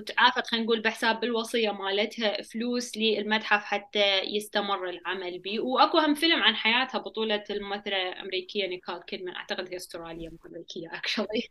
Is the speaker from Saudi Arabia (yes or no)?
no; Iraq; also born or lived in Baghdad / Samawah; احنا يعني جايين من العراق